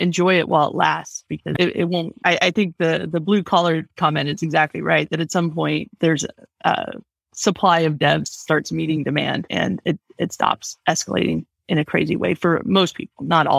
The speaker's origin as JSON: {"language": "English", "region": "Buenos Aires", "country": "Argentina", "said": "So I'm from Buenos Aires, Argentina. We have people all over Latin America."}